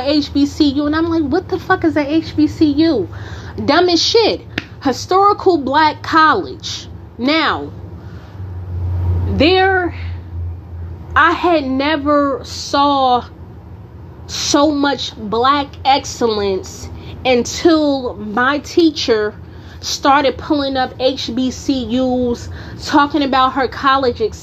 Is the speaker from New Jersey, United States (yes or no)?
yes; Newark, New Jersey, United States; moved away; also born or lived in North Carolina; growing up in Newark, I didn't hear people mentioning a lot about college